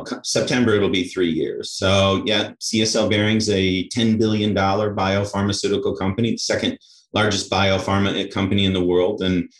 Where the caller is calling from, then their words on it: Wilmette, Illinois, United States; Chicago, just north of Chicago in Wilmette, right near the lakefront.